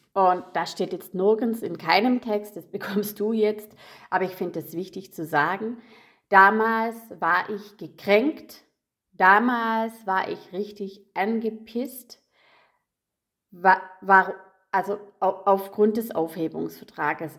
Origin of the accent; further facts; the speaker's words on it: Rottweil, Baden-Württemberg, Germany; moved away; also born or lived in Munich; Denn 2012 sind wir von München in meinen Geburtsort gezogen, also Rottweil.